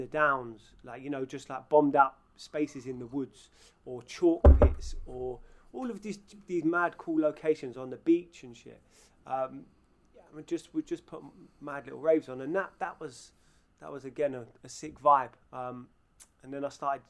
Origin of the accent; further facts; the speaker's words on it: London, United Kingdom; moved away; I was brought up in Northwest London